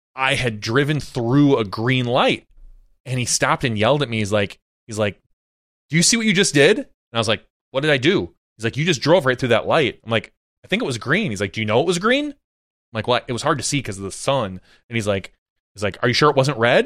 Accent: Appleton, Wisconsin, United States; I lived right off of Highway ten growing up in Appleton.

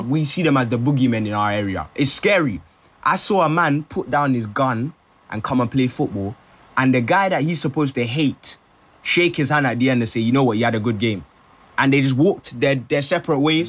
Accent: London, United Kingdom; also born or lived in Brent; I'm from London

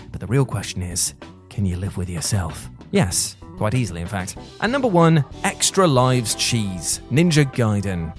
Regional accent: United Kingdom; as a British citizen

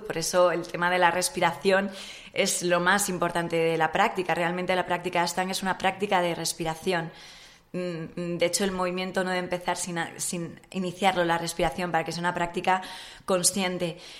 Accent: Madrid, Community of Madrid, Spain; Nací en Madrid

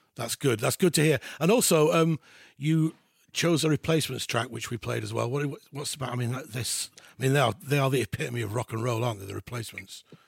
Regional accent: Halifax, Yorkshire and the Humber, United Kingdom; I'm from West Yorkshire. I'm from Halifax

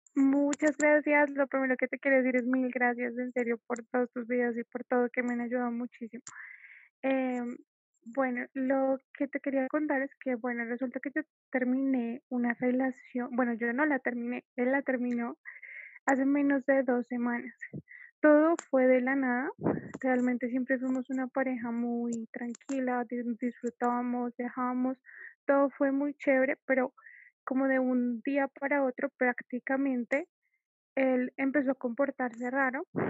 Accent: Colombia; yo soy de Colombia

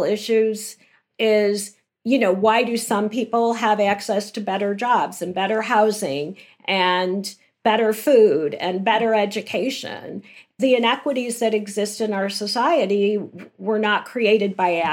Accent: Chicago, Illinois, United States; I grew up in Chicago and went to, you know, the same public school from kindergarten through eighth

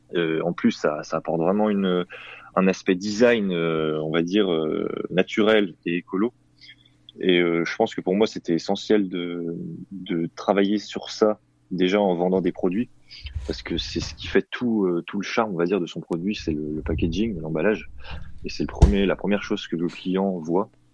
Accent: Thonon-les-Bains, Auvergne-Rhône-Alpes, France; je suis originaire de, de Tonon, en Haute-Savoie

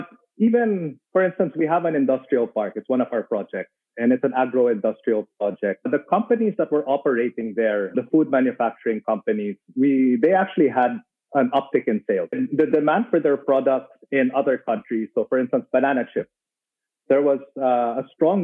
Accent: Manila, Metro Manila, Philippines; moved away as an adult; now in Davao, Philippines; I was born in Manila.

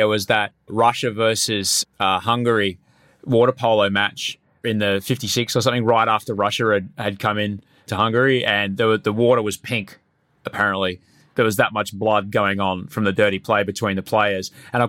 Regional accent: Brisbane, Queensland, Australia; growing up in Brisbane, Denver wasn't the only one with the Broncos, Brian. Brisbane had some Broncos too.

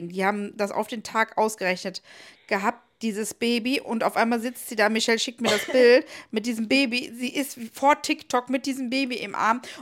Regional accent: Niederkassel, North Rhine-Westphalia, Germany; ich Ach Gott, was soll ich sagen? Ich komme aus Niederkassel.

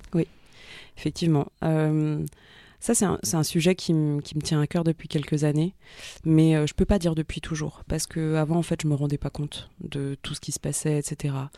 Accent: Paris suburbs, Île-de-France, France; also born or lived in Ivry-sur-Seine / Saint-Ouen / Bagnolet / Vitry-sur-Seine; je suis née à Ivry-sur-Seine. J'ai grandi entre euh, Saint-Ouen, Bagnolet et Vitry-sur-Seine.

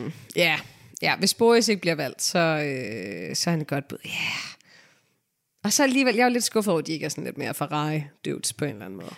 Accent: Denmark; Jeg er selv fra Rigskov

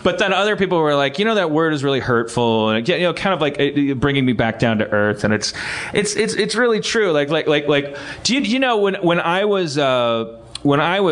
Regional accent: Wisconsin, United States; I'm from Wisconsin

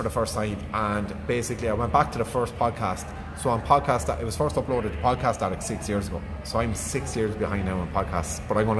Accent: Ireland; Like, I am intrinsically Irish. I go on about my Irishness an awful lot.

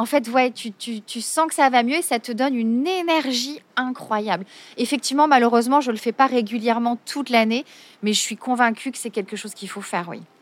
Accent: Marseille, Provence-Alpes-Côte d'Azur, France; je suis née à Marseille, je suis une vraie Marseillaise

